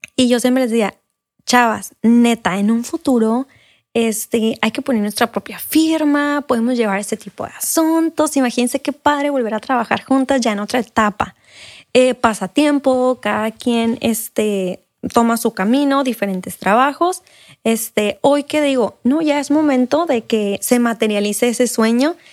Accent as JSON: {"language": "Spanish", "town": "San Luis Río Colorado", "region": "Sonora", "country": "Mexico", "moved": "as an adult", "lives_now": "Mexicali, Mexico", "said": "soy de San Luis Colorado"}